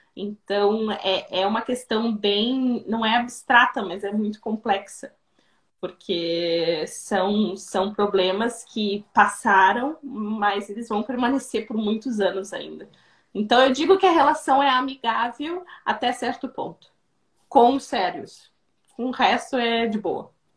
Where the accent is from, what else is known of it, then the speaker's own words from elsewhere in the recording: Rio Grande do Sul, Brazil; moved away as an adult; now in Croatia; Eu sou gaúcha, tá? Eu sou, sou do Rio Grande do Sul